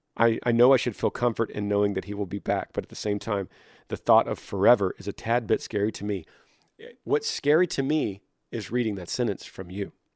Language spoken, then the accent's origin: English; Texas, United States; I'm a Texan